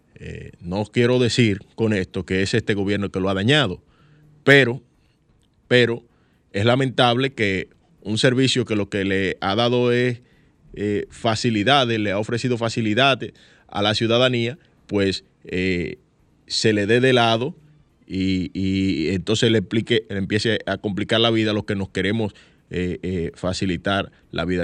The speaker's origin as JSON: {"language": "Spanish", "region": "San Cristóbal", "country": "Dominican Republic", "said": "yo soy de San Cristóbal."}